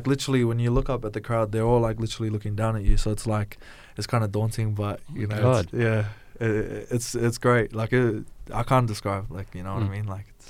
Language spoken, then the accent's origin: English; New Zealand; now in Australia; Well, I moved over from New Zealand in 2007, and that was the first time I ever watched State of Origin.